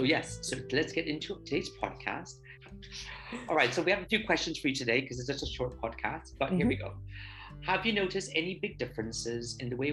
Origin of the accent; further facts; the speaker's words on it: Barbados; also born or lived in United Kingdom; now in Spain; I am from Barbados and we both lived in the UK. And I'm currently in Spain.